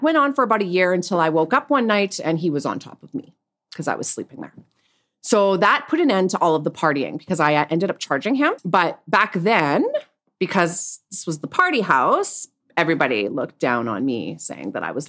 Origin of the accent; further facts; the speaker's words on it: Winnipeg, Manitoba, Canada; Well, I grew up in Winnipeg, Manitoba, and I was raised by my mother, who was a single mom.